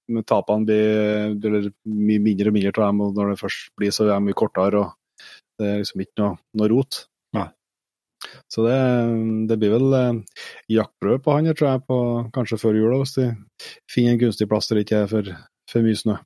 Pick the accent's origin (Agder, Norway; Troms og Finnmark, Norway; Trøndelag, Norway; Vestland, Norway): Trøndelag, Norway; Vi er jo trøndere